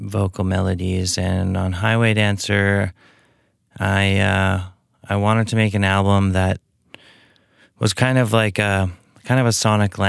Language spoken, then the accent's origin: English; Edmonton, Alberta, Canada; I grew up in Edmonton, and I played in bands since I was probably 13, 14